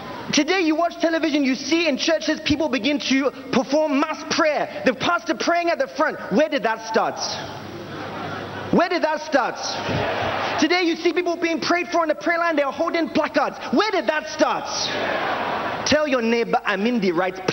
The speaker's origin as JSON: {"language": "English", "country": "United Kingdom", "moved": "as an adult", "lives_now": "Nigeria", "said": "I'm originally from the United Kingdom, and I'm an evangelist here at the Synagogue Church of All Nations."}